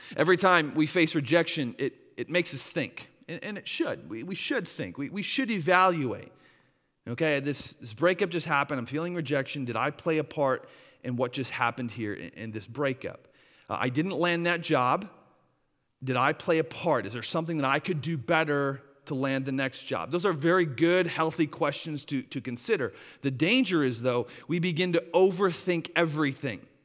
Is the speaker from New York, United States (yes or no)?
no; Wisconsin, United States; moved away; my hometown of, uh, up, up in Wisconsin